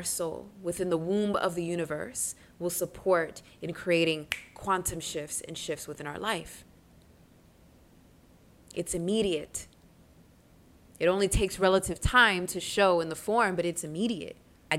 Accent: Reading, Pennsylvania, United States; I would always fight growing up in Reading outside of Philly, growing up doing martial arts and bujitsu.

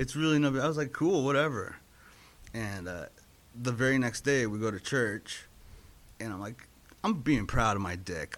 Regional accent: Inglewood, California, United States; I grew up in Los Angeles, um, Inglewood

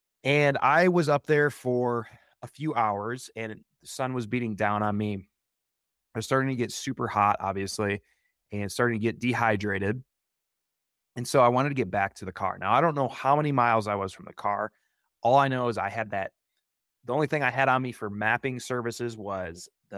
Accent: Midwest, United States; now in Oregon, United States; when I first moved to Oregon, this type of terrain really captured my imagination. I loved it because I came from the Midwest.

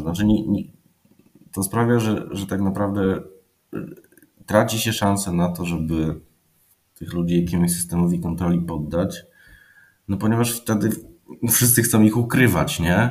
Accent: Poland; ja jestem stąd

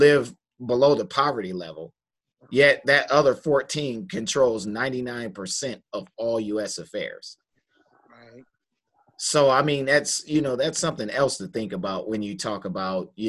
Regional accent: Detroit, Michigan, United States; I'm from Detroit, Michigan

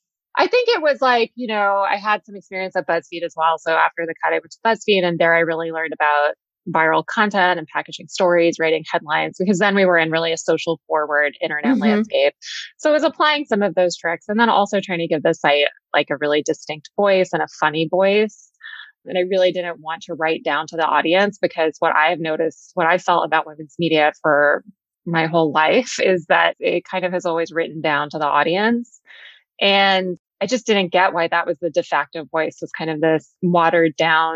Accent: Texas, United States; I had this idea of it based on growing up in Texas and loving magazines.

